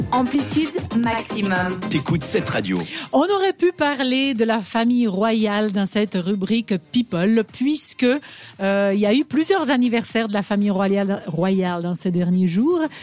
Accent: Switzerland; chez nous en Suisse

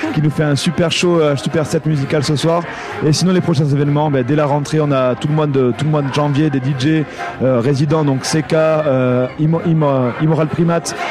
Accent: France; now in Switzerland; en tant que Français

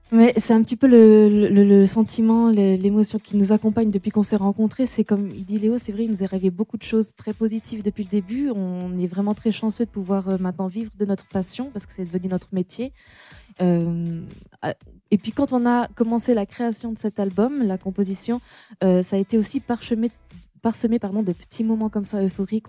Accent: Auvergne-Rhône-Alpes, France; je suis originaire d'Auvergne

